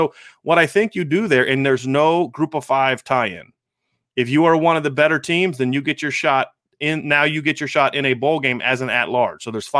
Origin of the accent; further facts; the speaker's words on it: Ohio, United States; I grew up in Ohio. I'm a Northwest Ohio guy.